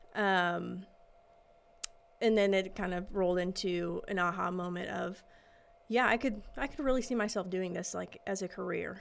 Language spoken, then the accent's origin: English; St. Louis area, near Edwardsville, Illinois, United States; I grew up in the St. Louis area. Okay. Small suburb outside uh, Edwardsville, Illinois